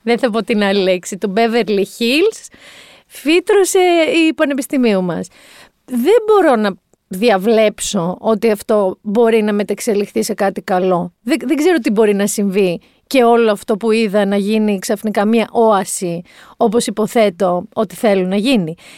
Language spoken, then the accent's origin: Greek; Mani, Peloponnese, Greece; Εγώ κατάγαμε από ένα μέρο, είμαι από Μάνη